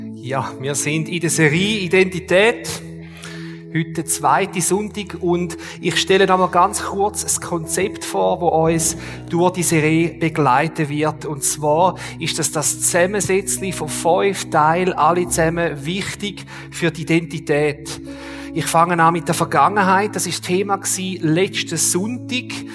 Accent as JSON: {"language": "German", "country": "Switzerland", "said": "als Schweizer"}